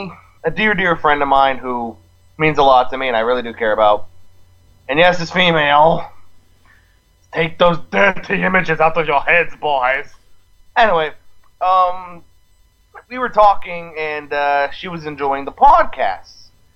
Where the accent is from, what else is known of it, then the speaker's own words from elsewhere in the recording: Boston, Massachusetts, United States; I mean, I'm from Boston.